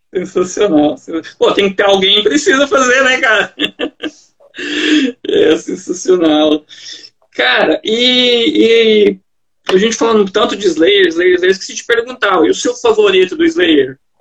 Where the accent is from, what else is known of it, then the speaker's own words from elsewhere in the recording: Minas Gerais, Brazil; also born or lived in Goiânia, Goiás; now in Joinville, Brazil; eu sou originalmente de Minas